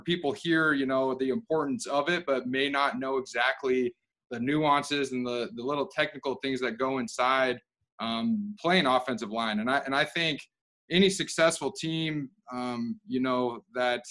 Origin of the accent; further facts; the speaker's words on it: Utah, United States; I'm from Utah originally